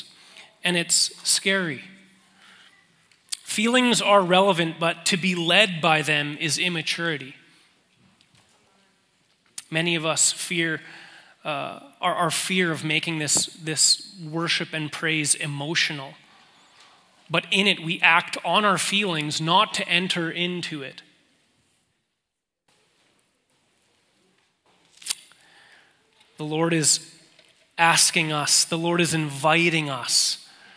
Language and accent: English; Manitoba, Canada; now in Calgary, Canada; we're both from Manitoba